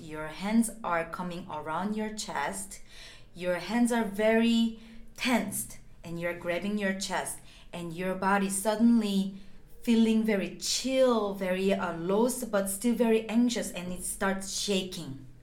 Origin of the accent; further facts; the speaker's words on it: South Korea; now in Los Angeles, United States; I'm originally from South Korea and now I am based in Los Angeles